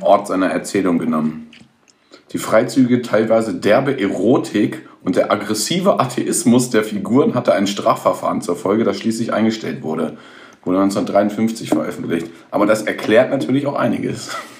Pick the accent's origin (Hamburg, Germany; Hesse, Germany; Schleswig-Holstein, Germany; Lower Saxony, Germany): Lower Saxony, Germany; village near Hemmingen, near Hanover; Ich komme ja aus dem Dorf in der Nähe von Hemming. Das ist ja hm. sehr nah an Hannover dran.